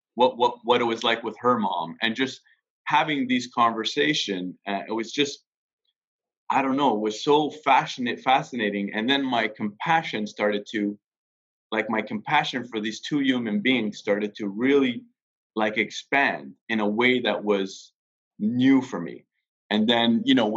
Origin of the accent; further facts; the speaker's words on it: Quebec, Canada; I grew up in Quebec